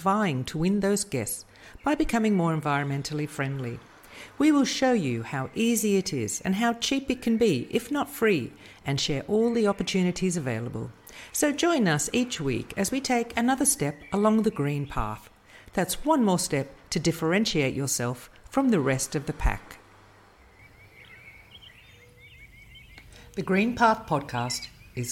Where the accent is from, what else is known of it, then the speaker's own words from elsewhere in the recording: Australia; Being an Aussie